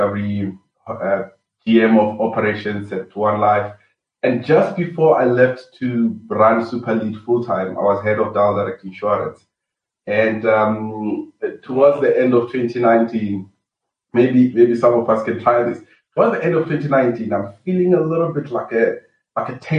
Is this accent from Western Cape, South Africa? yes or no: no; Venda, Limpopo, South Africa; moved away as an adult; also born or lived in Cape Town; I was raised up in Venda, Limpopo, in a village called Begwa